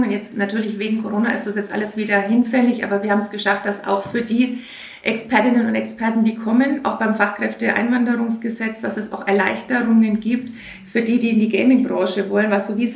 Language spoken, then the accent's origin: German; Cologne, North Rhine-Westphalia, Germany; ich komme komm aus Köln, das ist ganz schrecklich.